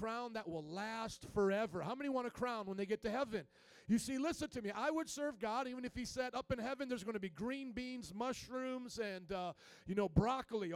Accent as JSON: {"language": "English", "region": "Indiana", "country": "United States", "said": "I come from Indiana"}